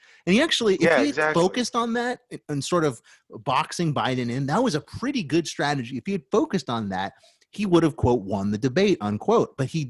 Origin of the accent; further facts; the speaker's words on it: Queens, New York, United States; I was raised out in Queens, and we know when we call someone Pocahontas, that's a slur.